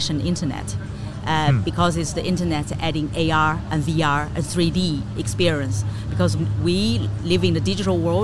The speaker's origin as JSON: {"language": "English", "country": "China", "moved": "yes", "lives_now": "Amsterdam, Netherlands", "said": "I'm originally from China"}